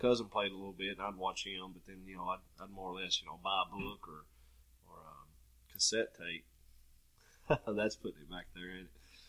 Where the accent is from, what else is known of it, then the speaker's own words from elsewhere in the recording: Lexington, Tennessee, United States; grew up in Henderson County